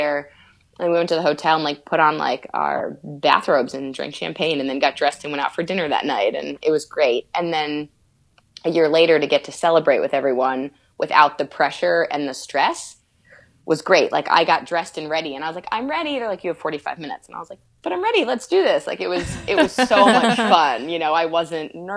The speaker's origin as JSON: {"language": "English", "region": "Northeast", "country": "United States", "tie": "born or raised there", "said": "grew up obviously in the Northeast"}